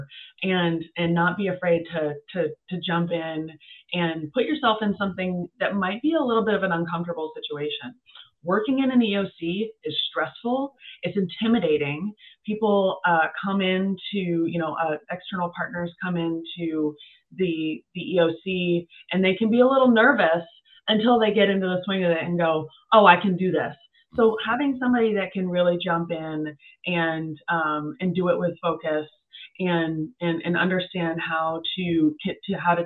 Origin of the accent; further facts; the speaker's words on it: Vermont, United States; Vermont being my home state